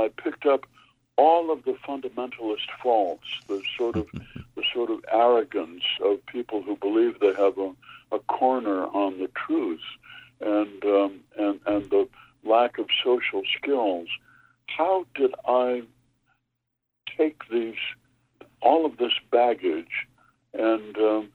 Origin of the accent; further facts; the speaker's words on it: Minnesota, United States; I come from Minnesota